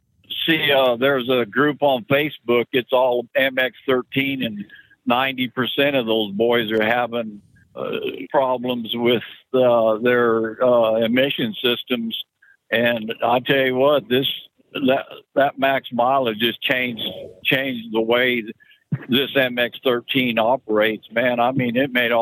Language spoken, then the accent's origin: English; Colorado, United States; moved away; I'm from Colorado originally